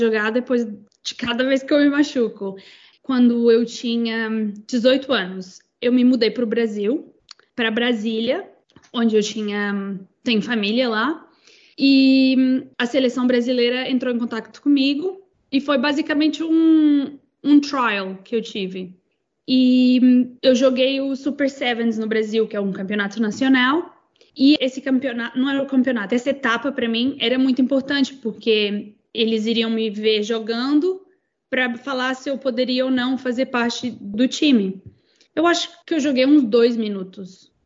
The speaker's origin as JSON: {"language": "Portuguese", "country": "Portugal", "tie": "born or raised there", "also_born_or_lived": "Presidente Olegário, Minas Gerais, Brazil / Patos de Minas, Minas Gerais, Brazil / Wales, United Kingdom", "moved": "yes", "lives_now": "New Zealand", "said": "nós nos mudamos para Portugal e foi onde eu basicamente cresci e fui criada"}